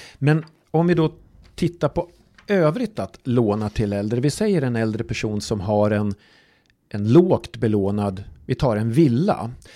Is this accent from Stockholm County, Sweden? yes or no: no; Falun, Dalarna County, Sweden; Jag är ju från, från Falun själv